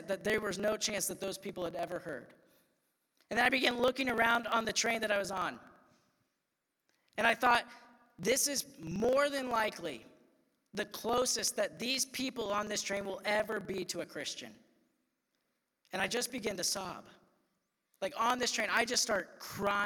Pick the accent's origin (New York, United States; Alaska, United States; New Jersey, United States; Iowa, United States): Iowa, United States; I'm just like this white kid from Iowa that like grew